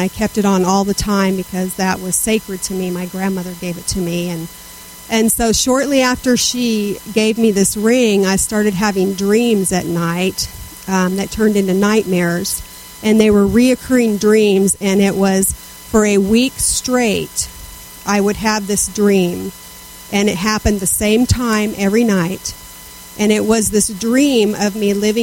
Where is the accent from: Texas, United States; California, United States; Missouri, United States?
California, United States; Southern; I was raised in Southern California